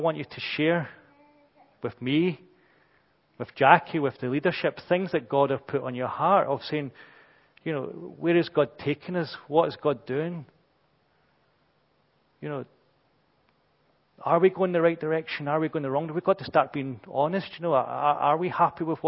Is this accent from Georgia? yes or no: no; Brazil; we're British and, you know, I'm too Brazilian